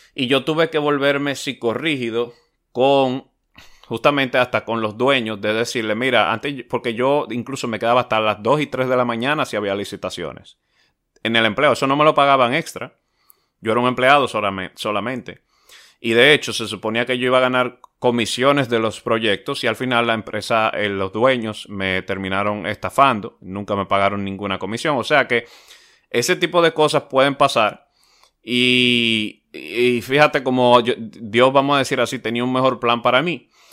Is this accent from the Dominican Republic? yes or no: yes; Dominican Republic; hoy día es una empresa de renombre, o se está haciendo de renombre en mi país